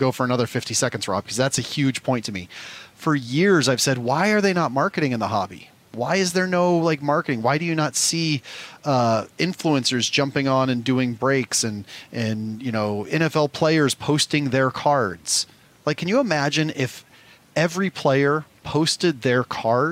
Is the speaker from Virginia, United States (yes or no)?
no; Omaha, Nebraska, United States; I come from Omaha, Nebraska. I had one Walmart I went to as a kid